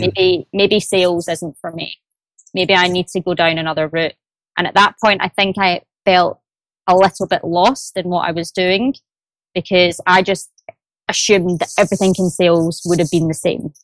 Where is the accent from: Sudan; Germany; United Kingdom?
United Kingdom; Glasgow, Scotland; accent: Glaswegian; now in London, United Kingdom; I'm originally from Glasgow, but I am based in London office, so which you might hear by the accent.